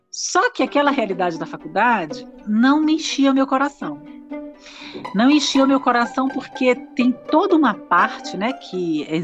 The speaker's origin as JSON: {"language": "Portuguese", "town": "Brasília", "region": "Federal District", "country": "Brazil", "also_born_or_lived": "São Paulo", "said": "Sou de Brasília eu estava cursando no IESB. É uma faculdade bem conceituada em Brasília, bem respeitada."}